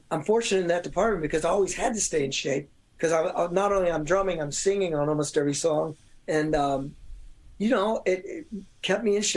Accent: Louisville, Kentucky, United States; I'm from Louisville, Kentucky, and used to talk like this.

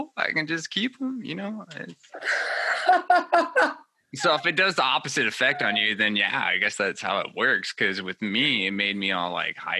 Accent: California, United States; moved away; I was born in California originally. So I have that California vibe. And so everybody thinks I'm from there anyway.

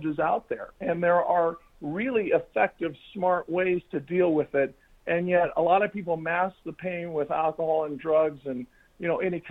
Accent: Fullerton, California, United States; I grew up in Fullerton, California.

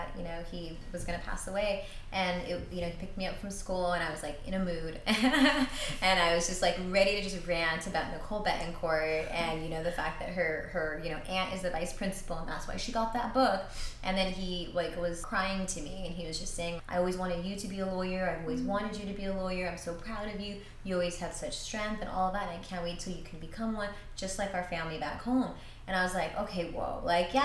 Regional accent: Northern California, United States; moved away as an adult; in university, when I was far away from NorCal

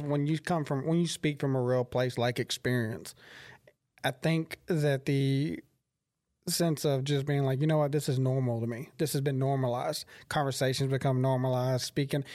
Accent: Crockett, United States; I'm from Crockett, and people are there genuinely oh, like people there are really kind of like they're set in their ways

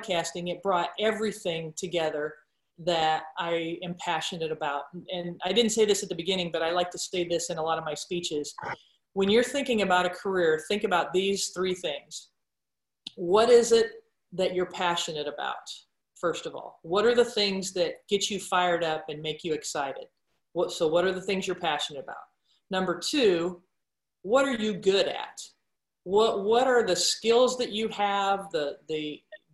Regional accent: Roseland, Nebraska, United States; growing up in Roseland, Nebraska

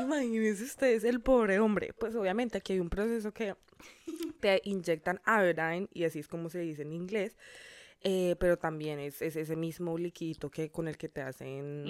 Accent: Colombia; now in Miami, United States

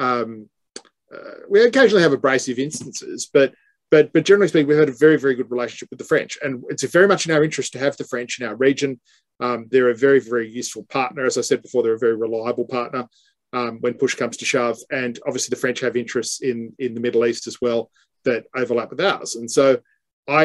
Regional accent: Australia; I say that both as an Australian and as a lawyer

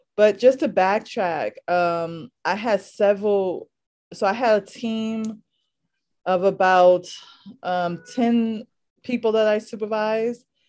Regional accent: New York City, New York, United States; also born or lived in Harlem, New York City; I'm from New York City, specifically originally from the Lower East Side of Manhattan, and I currently live in Harlem.

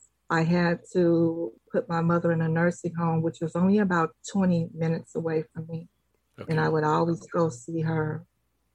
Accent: San Francisco, California, United States; I am a native of San Francisco

